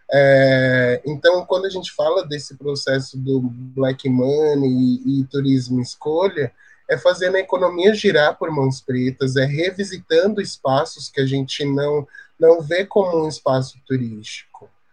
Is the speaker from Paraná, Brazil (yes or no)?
no; São Paulo, Brazil; eu sou da Zona Sul, é, inter claros da periferia de São Paulo